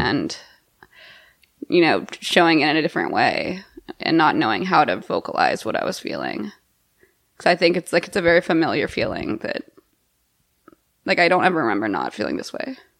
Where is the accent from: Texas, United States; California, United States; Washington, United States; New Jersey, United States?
Texas, United States; moved away; I went home to Texas this summer